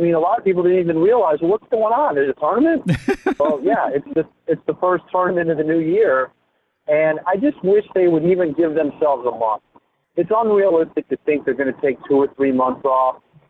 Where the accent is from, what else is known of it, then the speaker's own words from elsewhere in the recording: Midwest, United States; I got into golf as a caddy when I was a teenager. I'm from the Midwest and did that in my summers and all through high school and into college.